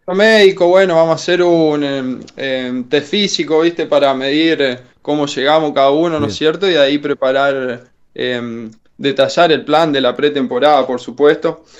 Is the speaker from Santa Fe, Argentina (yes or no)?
yes; Reconquista, Santa Fe, Argentina; moved away; De Reconquista